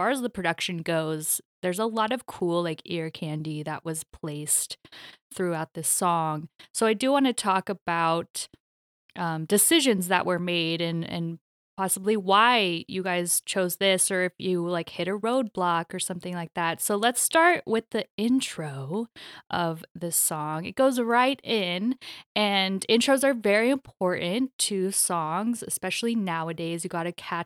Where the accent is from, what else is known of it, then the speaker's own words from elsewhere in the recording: Mission Viejo, California, United States; now in Los Angeles, United States; I'm in LA, but I grew up in Mission Viejo